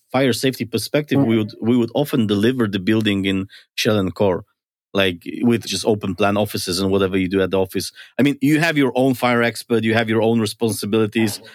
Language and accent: English; Poland; moved away; I come from Poland.